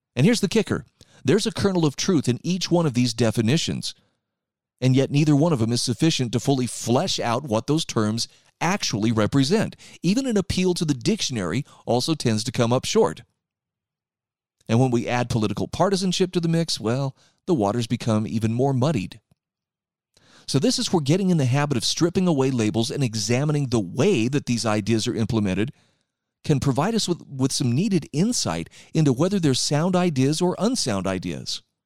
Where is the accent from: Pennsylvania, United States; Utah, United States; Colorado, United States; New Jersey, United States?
Utah, United States; my home state of Utah